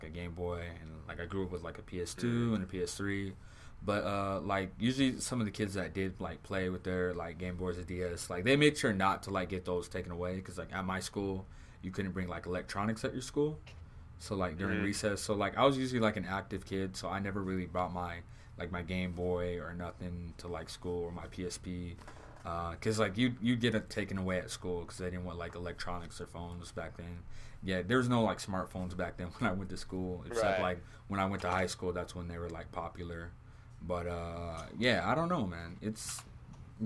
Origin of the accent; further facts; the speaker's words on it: Southern California, United States; I'm from Southern California